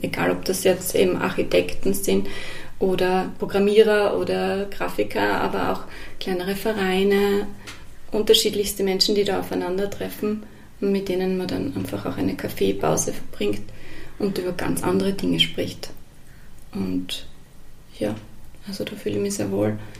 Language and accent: German; Ratsch an der Weinstraße, Styria, Austria; moved away; also born or lived in Salzburg / Vienna; ich bin aufgewachsen in der Südsteiermark, genauer gesagt in Ratsch an der Weinstraße, einem sehr äh, kleinen Ort